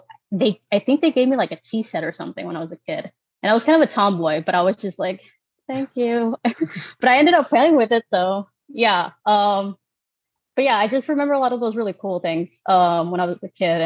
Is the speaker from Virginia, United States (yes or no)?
no; Stockton, California, United States; moved away as an adult; also born or lived in Michoacán, Mexico; now in Los Angeles, United States; I grew up in Stockton. That's all I ever knew